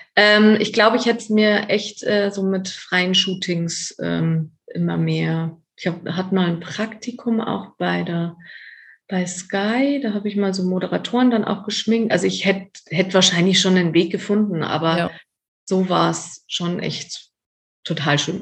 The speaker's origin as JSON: {"language": "German", "town": "Erding", "region": "Bavaria", "country": "Germany", "also_born_or_lived": "Cologne", "moved": "as an adult", "said": "bei mir in Erding und ähm, wo ich herkomme und auch immer noch wohne"}